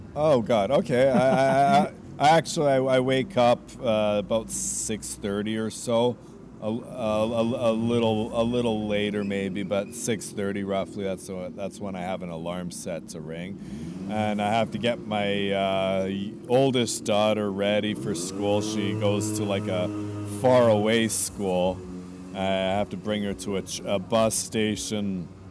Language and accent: English; Vancouver, British Columbia, Canada; also born or lived in Montreal, Canada / United States / India; now in Crete, Greece; I'm from Canada. I was uh, born in Canada, born in Montreal, raised in Vancouver.